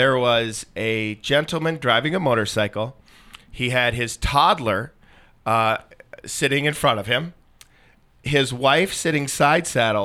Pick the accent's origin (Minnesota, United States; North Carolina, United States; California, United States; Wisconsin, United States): Minnesota, United States; moved away; I'm from Minnesota